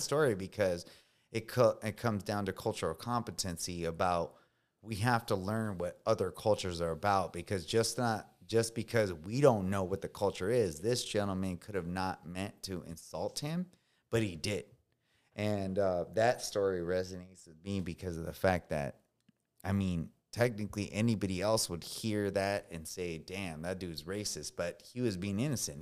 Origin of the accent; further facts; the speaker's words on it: California, United States; first language Spanish; English is a second language; moved away as an adult; I'm coming from California